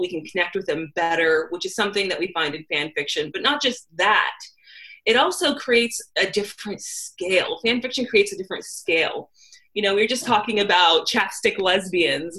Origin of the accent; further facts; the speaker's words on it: California, United States; I'm from California and I look like I'm from California in that I am a very big hippie